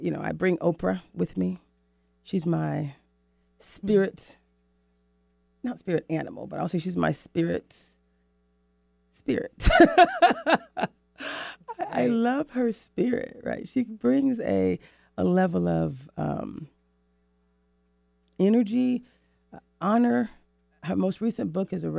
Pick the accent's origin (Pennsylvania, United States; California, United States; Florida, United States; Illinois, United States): Florida, United States; moved away as an adult; also born or lived in New York / North Carolina / Mexico City, Mexico / Rio de Janeiro, Brazil; now in Seattle, United States; I worked 14 years at Disney in my hometown in Florida.